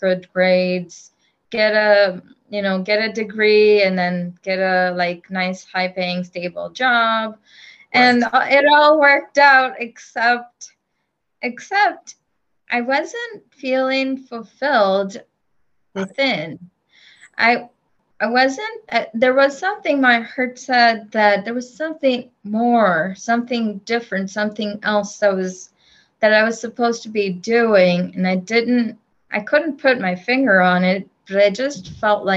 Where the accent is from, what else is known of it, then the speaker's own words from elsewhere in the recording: India; moved away; I grew up in India